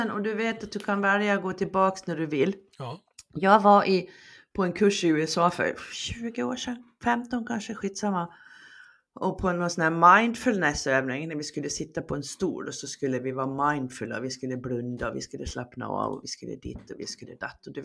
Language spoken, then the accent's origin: Swedish; Sweden; Det är tur att du och jag är svenskar från början.